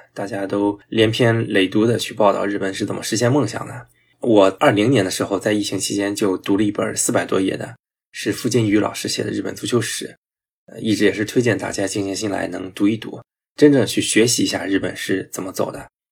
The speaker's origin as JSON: {"language": "Chinese", "region": "Shandong", "country": "China", "tie": "born or raised there", "said": "因为有我家乡球队泰山队的球员孙忍浩在"}